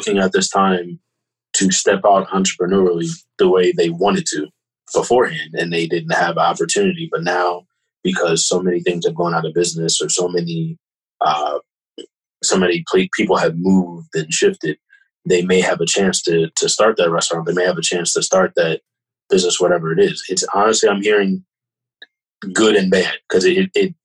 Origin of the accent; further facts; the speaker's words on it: Kennett Square, Pennsylvania, United States; growing up in Kennedy and Chester County, living around here